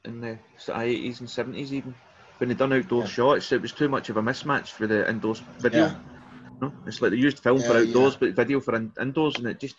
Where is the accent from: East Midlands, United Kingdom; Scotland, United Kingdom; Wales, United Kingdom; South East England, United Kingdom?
Scotland, United Kingdom; accent: Scottish; That's my Scottish accent.